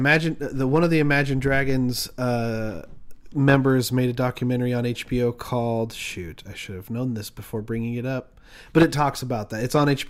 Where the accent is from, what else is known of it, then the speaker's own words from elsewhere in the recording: Utah, United States; now in Los Angeles, United States; we come from Utah. So, I mean, we got a lot of LDS.